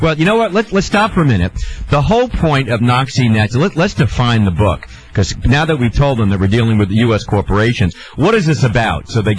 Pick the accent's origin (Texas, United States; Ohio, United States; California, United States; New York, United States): New York, United States; Growing up in New York, and then, of course, being 60 years of age